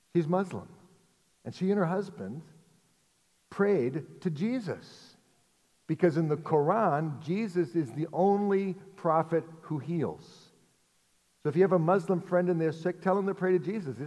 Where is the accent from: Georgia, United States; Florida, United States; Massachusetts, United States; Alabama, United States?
Massachusetts, United States; Arlington; also born or lived in Lexington, Massachusetts; I grew up in Arlington, and I live now in Lexington, and I've never lived outside of Massachusetts